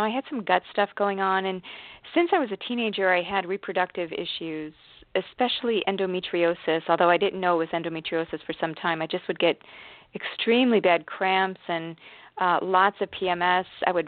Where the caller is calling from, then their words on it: Washington, United States; From Washington State.